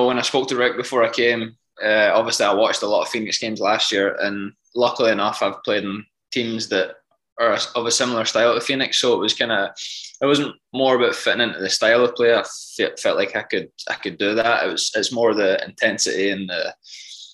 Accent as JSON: {"language": "English", "region": "Scotland", "country": "United Kingdom", "tie": "born or raised there", "said": "Yeah, I supported the Glasgow Rangers growing up."}